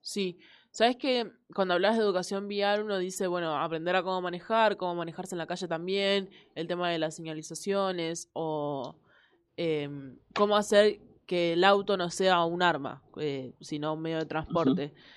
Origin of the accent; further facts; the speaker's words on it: Rafael Calzada, Buenos Aires Province, Argentina; yo en realidad soy de Rafael Calzada, tengo cerquita Claypole